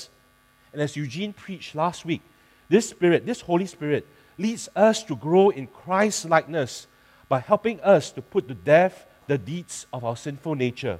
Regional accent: Singapore; I'm a Singaporean

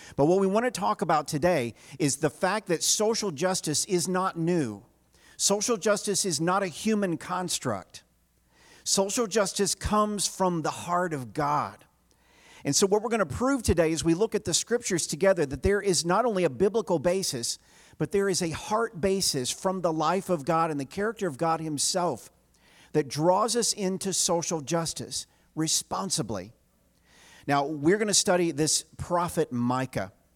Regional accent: Chattanooga, Tennessee, United States; I grew up in the South in the shadow of this mountain. It is Look Out Mountain in Chattanooga, Tennessee

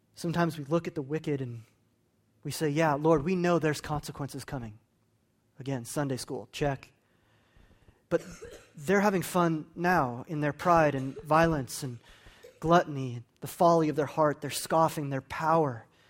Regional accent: New Mexico, United States; moved away; I'm from New Mexico

